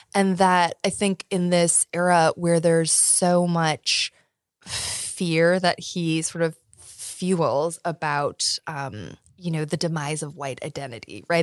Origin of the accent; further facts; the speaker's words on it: Iowa, United States; now in Virginia, United States; I'm from Iowa originally